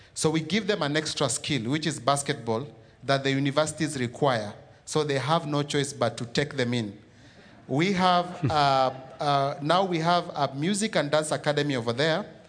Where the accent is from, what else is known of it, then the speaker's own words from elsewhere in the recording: Nairobi, Kenya; I was born and raised in Kibera. So Kibera is in, uh, East Africa, in a country called Kenya